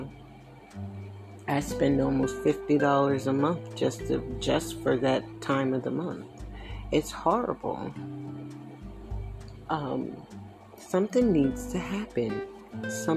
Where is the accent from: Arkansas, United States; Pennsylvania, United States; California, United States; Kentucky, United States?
Pennsylvania, United States; Willow Grove; also born or lived in Philadelphia; I grew up in Willow Grove, PA.